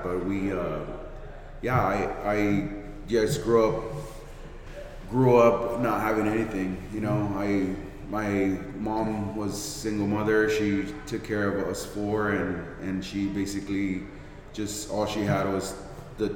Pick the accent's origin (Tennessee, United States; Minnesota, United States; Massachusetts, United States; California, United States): California, United States; Santa Barbara; I grew up on the lower west side of Santa Barbara, Rancheria and Montecito Street